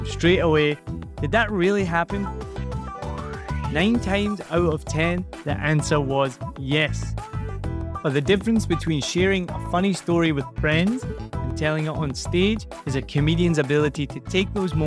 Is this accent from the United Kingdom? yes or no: yes; Scotland, United Kingdom; accent: Scottish; moved away as an adult; also born or lived in Rhode Island, United States; I lived here 4 years. I'm from Scotland.